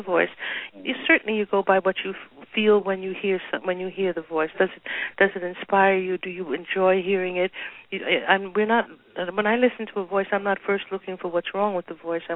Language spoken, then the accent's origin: English; New York City, New York, United States; growing up in Harlem 25 years ago